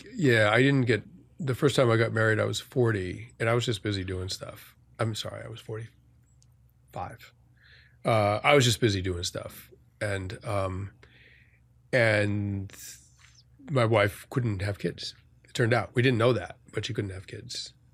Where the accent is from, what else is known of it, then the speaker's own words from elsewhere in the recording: outside of Boston, Massachusetts, United States; now in New York, United States; the sort of affluent suburb I grew up in outside of Boston